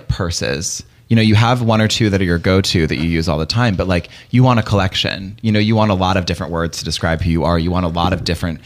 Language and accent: English; Raleigh, North Carolina, United States; I grew up in North Carolina, in Raleigh